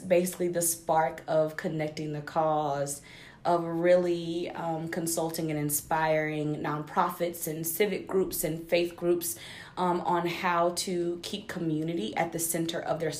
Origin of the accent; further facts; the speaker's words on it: Statesboro, Georgia, United States; I was born and raised in Statesboro, Georgia, 3.5 hours like south of Atlanta, around 45 minutes away from Savannah. So Georgia girl